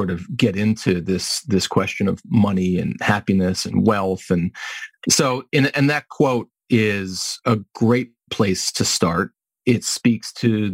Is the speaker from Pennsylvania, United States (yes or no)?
yes; Pittsburgh, Pennsylvania, United States; moved away as an adult; now in Chicago, United States; born and raised in Pittsburgh